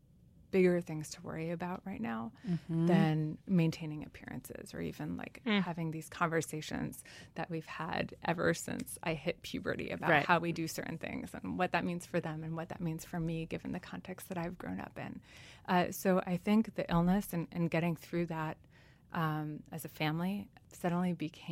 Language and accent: English; New York, United States; first language French; English is a second language; also born or lived in Switzerland / Tunisia; they ask me where I'm from, and I'll say New York